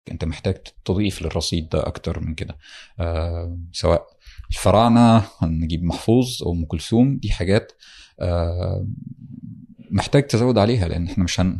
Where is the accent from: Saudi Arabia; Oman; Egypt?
Egypt; Damietta Governorate; انا من دمياط آه، محافظه ساحليه على البحر المتوسط والنيل من قريه في في دمياط